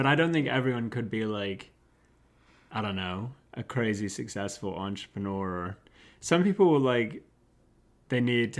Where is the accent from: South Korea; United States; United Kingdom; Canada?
United Kingdom; I think as British people, we can be, like, too negative.